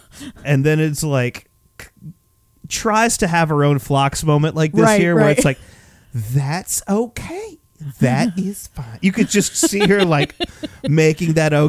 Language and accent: English; the South, United States; I grew up in the South